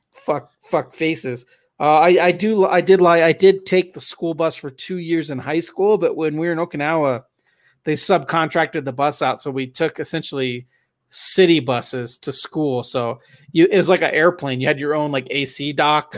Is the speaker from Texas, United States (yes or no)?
no; Southern California, United States; I grew up in Southern California